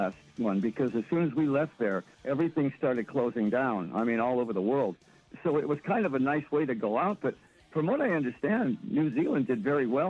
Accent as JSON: {"language": "English", "town": "Detroit", "region": "Michigan", "country": "United States", "tie": "born or raised there", "said": "Let's go to Detroit. And it happens to be my hometown."}